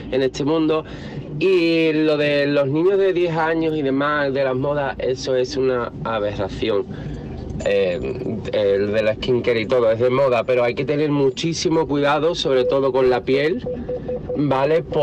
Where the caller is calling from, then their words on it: Sanlúcar de Barrameda, Andalusia, Spain; Hola, buenos días, equipo. … de Lucas de Barrameda.